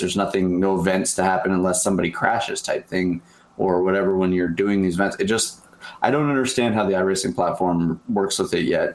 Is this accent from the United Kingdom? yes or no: no; Canada; as a Canadian here